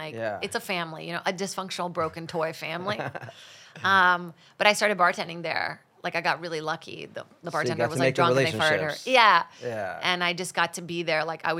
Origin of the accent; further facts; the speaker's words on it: Brazil; English is a second language; I think TV was kind of like a comforting thing for me when I didn't speak English.